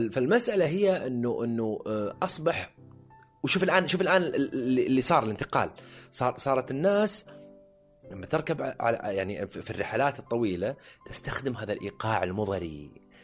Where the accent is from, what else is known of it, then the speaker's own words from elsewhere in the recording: Jubail, Eastern Province, Saudi Arabia; انا من ابناء الجبيل الصناعيه